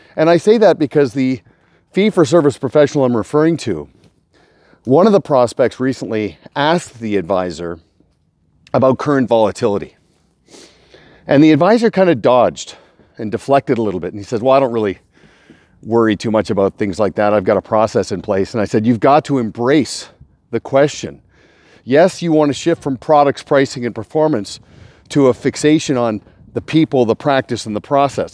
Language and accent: English; Kelowna, British Columbia, Canada; I'm in Kelowna, a rare treat I get to present to a client here in my hometown.